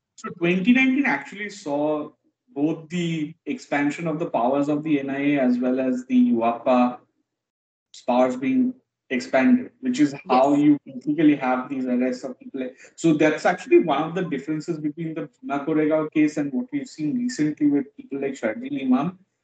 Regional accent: West Bengal, India; growing up in West Bengal

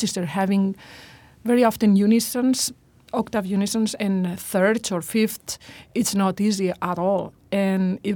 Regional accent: Burriana, Valencian Community, Spain; Burriana is the city where I was born

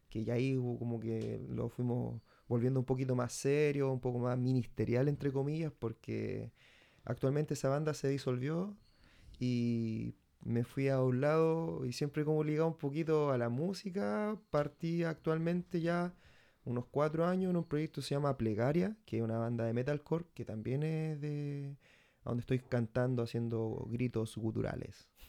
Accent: Santiago, Santiago Metropolitan Region, Chile; eh, soy de Santiago

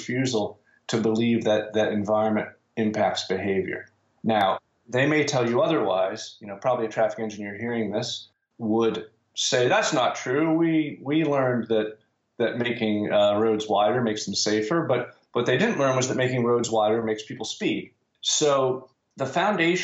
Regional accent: United States; I'm American

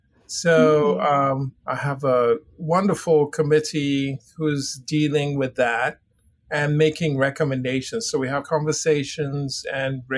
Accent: Ghana; also born or lived in Switzerland / England / Texas / Oxford; now in United States; I grew up in Ghana, West Africa

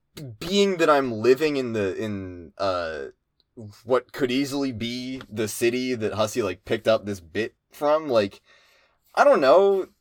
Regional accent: Pennsylvania, United States; I didn't grow up in Philly. I grew up in Central PA, which is a lot less, which is, you know, a lot more like the middle of nowhere.

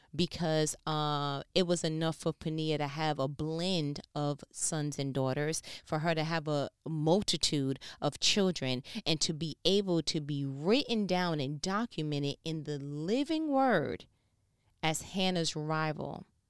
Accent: New York, United States; I'm from New York

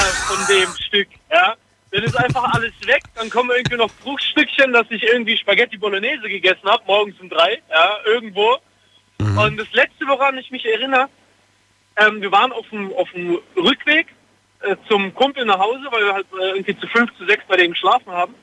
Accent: Heidelberg, Baden-Württemberg, Germany; ich komme ja aus Heidelberg

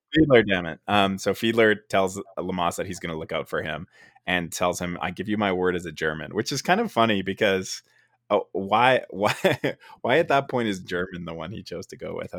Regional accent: Canada; I am from Canada, and in Canada we pronounce it uh, field, f- fielder instead of fiedler

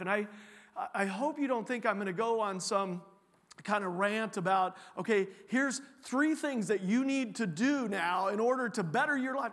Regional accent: Champaign County, Illinois, United States; moved away as an adult; also born or lived in Iowa / Texas / Europe; now in Cedar Rapids, United States; I was originally from Champaign County, Illinois, so I'm a Illini fan

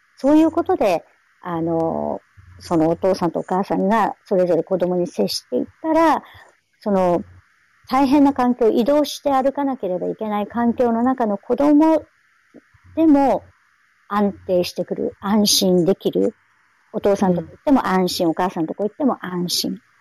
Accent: Hachinohe, Aomori, Japan; 私の出身は八戸ですけど

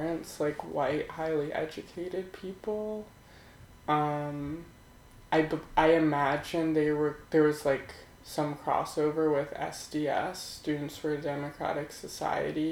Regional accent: New Jersey, United States; also born or lived in Philadelphia, Pennsylvania; now in New York City, United States; I was born in Philadelphia, and I grew up in the suburbs of Philly in New Jersey, South Jersey.

